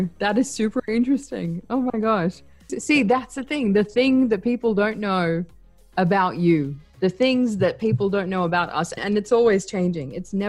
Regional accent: Australia; also born or lived in Basra, Iraq / Kuwait; I was born in Basra, in Iraq. That's where I'm originally from. But I never lived there. I lived in Kuwait until I was 7. And then I moved to Australia after that.

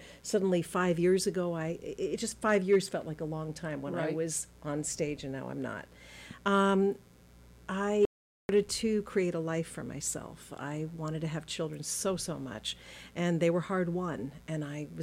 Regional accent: Switzerland; moved away; also born or lived in Los Angeles, United States / Boston, United States; I was born in L.A. I grew up in Switzerland

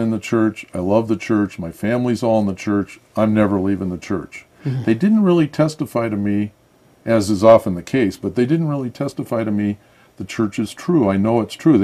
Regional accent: near the University of Michigan, United States; also born or lived in Switzerland / Ann Arbor, Michigan; I grew up near the University of Michigan

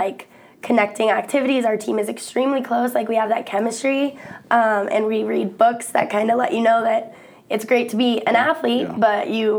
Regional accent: Evergreen, Colorado, United States; moved away as an adult; also born or lived in Arkansas / Iowa; now in Ames, United States; I'm from Colorado. Okay. Evergreen, Colorado.

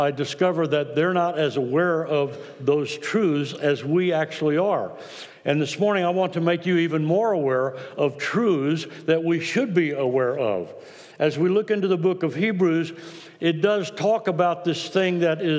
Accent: Austin, Texas, United States; Ann and I were both born in Austin

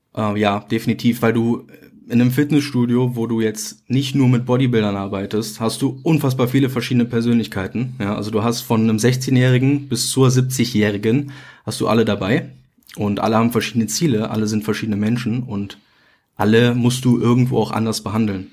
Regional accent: near Mönchengladbach, North Rhine-Westphalia, Germany; ich komme aus NRW, Nähe Mönchengladbach.

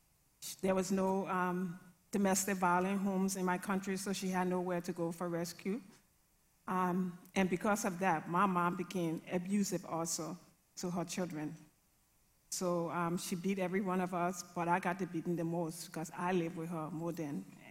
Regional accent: Liberia; I grew up in a violent, abusive, alcoholic home.

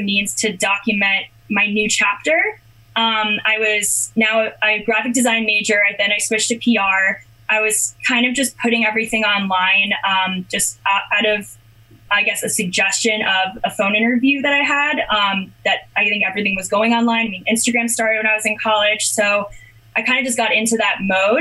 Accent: Rumson, New Jersey, United States; I'm from the Rumson area of New Jersey in Monmouth County

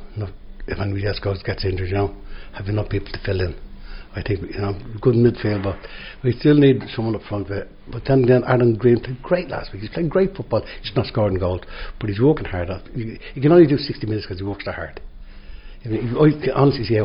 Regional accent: Dublin, Leinster, Ireland; now in Tallaght, Ireland; I'm a born in the city of Santa, but I moved out to Ardain when I was very young

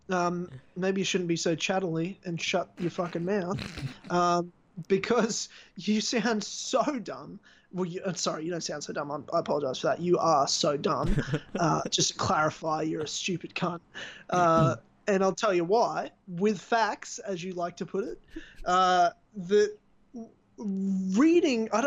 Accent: South Africa; I'm I'm South African, you racist.

